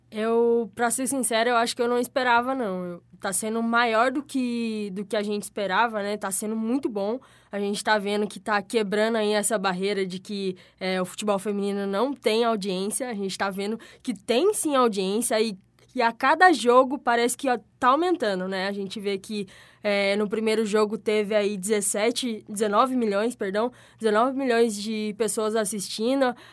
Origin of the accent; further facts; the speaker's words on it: interior of São Paulo, Brazil; accent: caipira R (interior paulista); now in Rio Grande do Norte, Brazil; eu sou do interior de São Paulo. Algumas pessoas já deram enterrido por causa do R